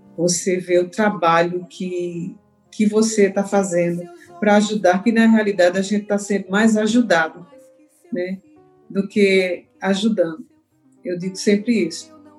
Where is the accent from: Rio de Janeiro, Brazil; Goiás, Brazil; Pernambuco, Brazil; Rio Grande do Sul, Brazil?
Pernambuco, Brazil; Sertânia; now in Recife, Brazil; que é o projeto lá da minha terra, lá de Sertânia